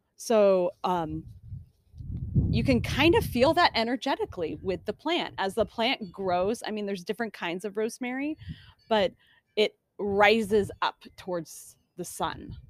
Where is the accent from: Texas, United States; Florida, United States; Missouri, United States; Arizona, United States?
Arizona, United States; Phoenix; moved away; I grew up in Phoenix